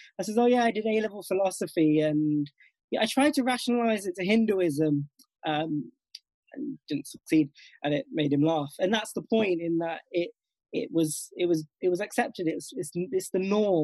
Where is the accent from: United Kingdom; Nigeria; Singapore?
United Kingdom; Nottingham, East Midlands; also born or lived in Northampton; born and bred in Nottingham itself